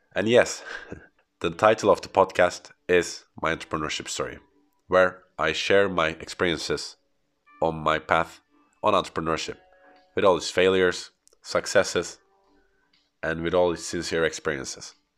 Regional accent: Istanbul, Turkey; first language Turkish; English is a second language; also born or lived in Belgium; after coming back from Belgium to Istanbul, my hometown

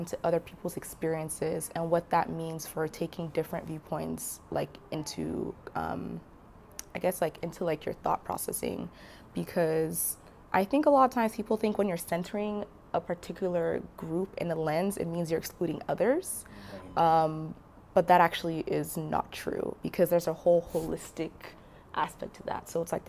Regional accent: Nigeria; So I identify as a Black woman. Mm-hmm. And I am Nigerian

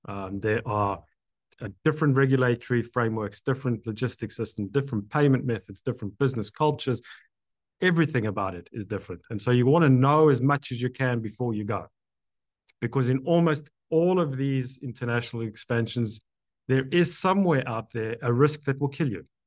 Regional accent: South Africa; now in Canada; I'm now Canadian, but born in, in South Africa

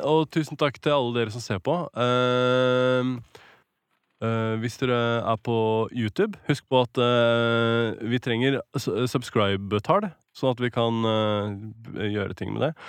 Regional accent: Norway; accent: Norwenglish; I'm from Norway

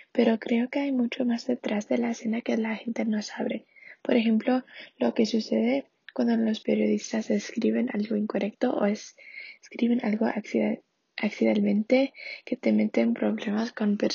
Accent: Santa Marta, Magdalena, Colombia; mi ciudad natal de Santa Marta, Colombia

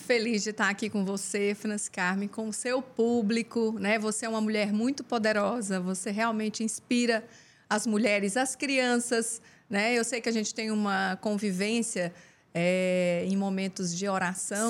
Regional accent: Uberlândia, Minas Gerais, Brazil; moved away as an adult; also born or lived in Goiás; now in Teresina, Brazil; Eu, eu sou goiana, mas eu vivi a vida toda em Uberlândia, Minas Gerais

